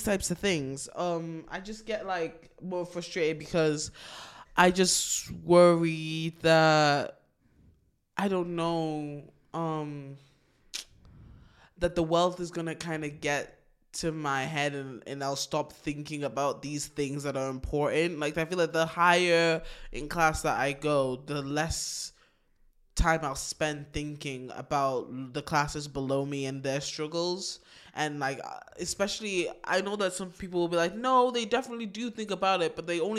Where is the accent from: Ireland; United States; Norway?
Ireland; I am Irish.